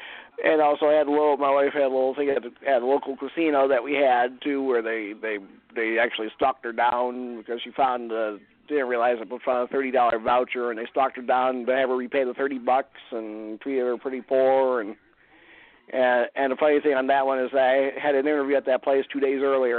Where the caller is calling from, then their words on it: Cleveland, Ohio, United States; Hi, Jorianne … from Cleveland.